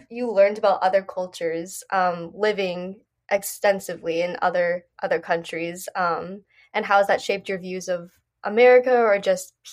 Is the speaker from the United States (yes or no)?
no; England, United Kingdom; the fifth one is I once got told by an American tourist that I spoke English quite well. I'm English and this was in England.